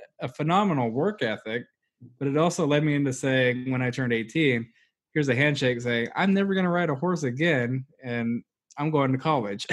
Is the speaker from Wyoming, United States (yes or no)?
yes; Wyoming, United States; the ranch I grew up on was about 500,000 acres